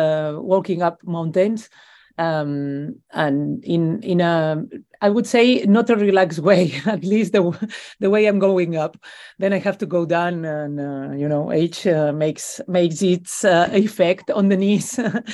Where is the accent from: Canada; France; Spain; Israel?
Spain; Besalú, Catalonia; It's my hometown, where I come from. I come from a little village from the mountains called Besalú, which I recommend everybody to visit, because it's a Middle Ages beautiful village, only 2,000 people living there.